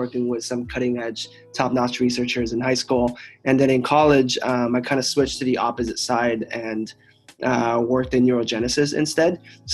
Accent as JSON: {"language": "English", "town": "Los Angeles", "region": "California", "country": "United States", "tie": "born or raised there", "also_born_or_lived": "China / Pasadena", "said": "I moved to the U.S. when I was 9. From China. So I grew up in Los Angeles"}